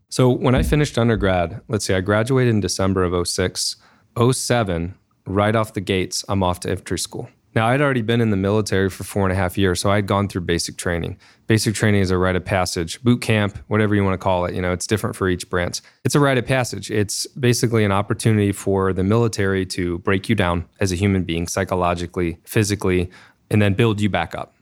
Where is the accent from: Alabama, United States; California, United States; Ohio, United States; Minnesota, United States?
Ohio, United States; Dayton; now in Columbus, United States; I was born in Dayton and ended up doing a undergrad at Ohio State